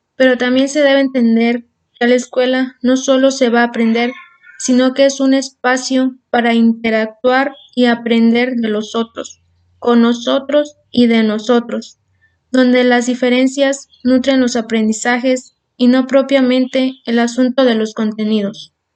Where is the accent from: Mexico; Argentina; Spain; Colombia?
Mexico; nosotros los estudiantes somos el futuro de México